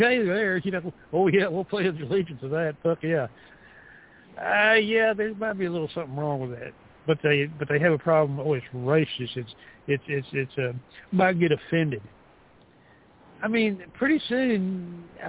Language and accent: English; the South, United States; I'm a Southerner